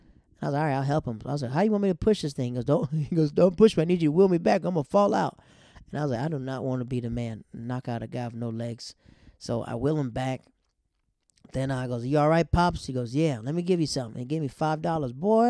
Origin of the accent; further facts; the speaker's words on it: Yokota, Tokyo, Japan; also born or lived in Netherlands; I grew up in Yakota. Yakota is a place in Japan, and Afnorf was when I moved to the Netherlands.